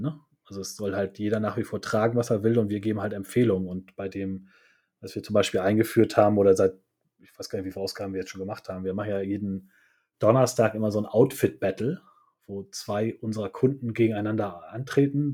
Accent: Hamburg, Germany

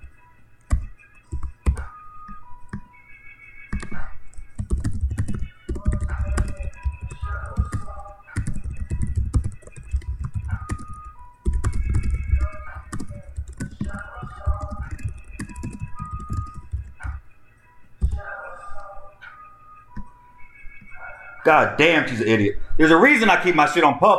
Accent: United States; As Americans

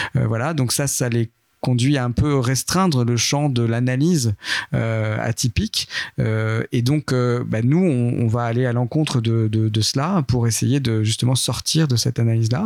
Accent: Châtellerault, Nouvelle-Aquitaine, France; moved away as an adult; also born or lived in Tours; je viens pas de Lyon, mais je viens plutôt de Nouvelle-Aquitaine. J'étais dans une ville euh, qui s'appelle Châtellerault

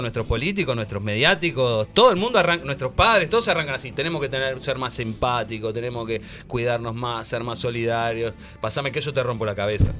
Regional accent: Uruguay; yo como uruguayo

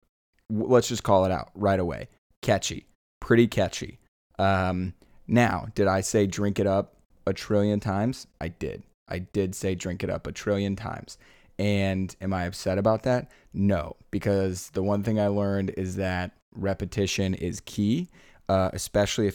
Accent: Iowa, United States; I'm from Iowa

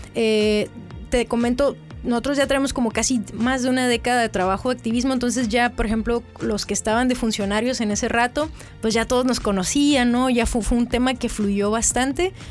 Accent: Mexicali, Baja California, Mexico; also born or lived in Calexico, California, United States; soy eh, mexicalense, mexicalense y un poco fronteriza porque también eh, soy nacida aquí, pero pasé un, buen tiempo de mi adolescencia en Caléxico

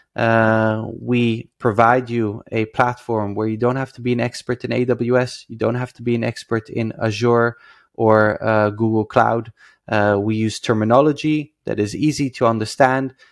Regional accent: Netherlands; moved away as an adult; now in Israel; I come from the Netherlands

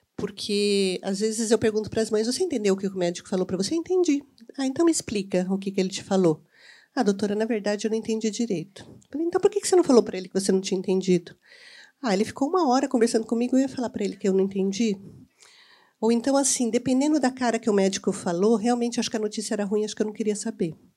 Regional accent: Campinas, São Paulo, Brazil; eu sou campineira

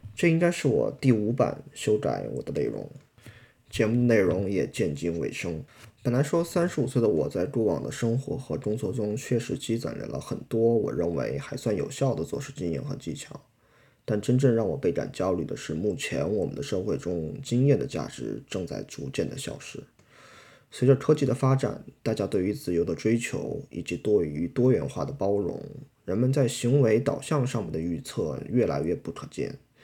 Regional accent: China; 我们来自大陆

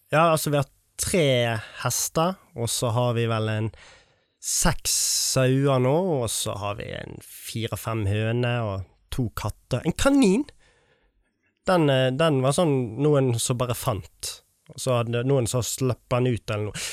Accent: Møvik, Sotra, Vestland, Norway; accent: Sotra dialect, influenced by Bergen; now in Fitjar, Norway; jeg er vokst opp på, på Møvik, på Sotra

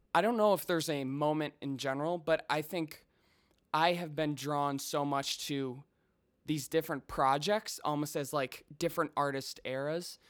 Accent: Chicago, Illinois, United States; also born or lived in Colorado; I grew up in the suburbs, um, about twenty miles straight west

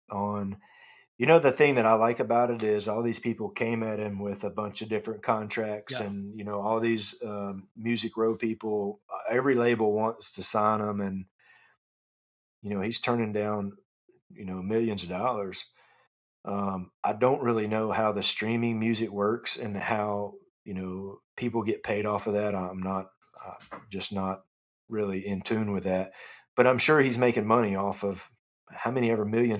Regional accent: Clarksville, Tennessee, United States; also born or lived in Nashville, Tennessee; I grew up 40 minutes outside of Nashville in Clarksville, Tennessee, when I was a kid

